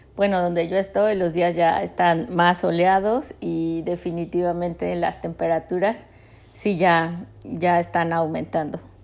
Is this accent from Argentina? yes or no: no; Mexico; now in United States; en México, en la ciudad donde crecí, o si está en Estados Unidos conmigo y con la familia pues que he formado aquí